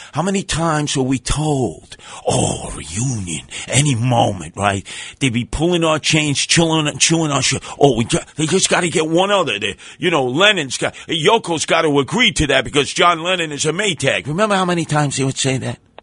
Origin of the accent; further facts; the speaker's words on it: New York City, New York, United States; we're from Brooklyn.